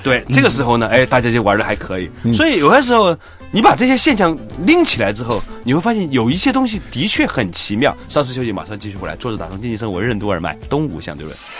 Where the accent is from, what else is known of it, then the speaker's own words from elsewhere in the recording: China; 我们中国人